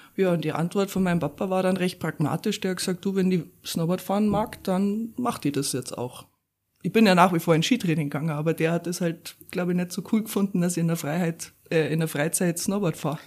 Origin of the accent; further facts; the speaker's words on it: Upper Bavaria, Germany; also born or lived in Weilheim / Böbing / Pasing, Munich / Garmisch-Partenkirchen; geboren bin ich ja in Weilheim und ähm, ja, dann erst einmal in Böbing aufgewachsen, ein paar Jahre.